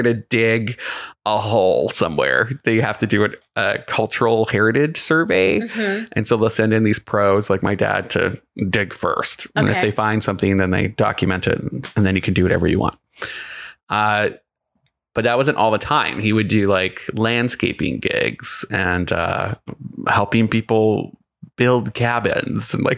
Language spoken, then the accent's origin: English; Northern Ontario, Canada; I grew up in Northern Ontario, Canada, in Goulet River, which has 2,000 people in the summer living there.